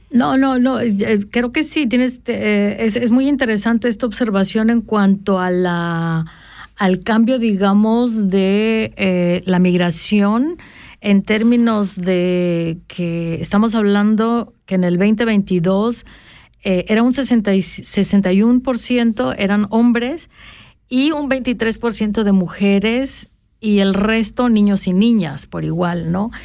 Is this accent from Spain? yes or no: no; Tapachula, Chiapas, Mexico; moved away; las tierras donde yo nací, donde yo crecí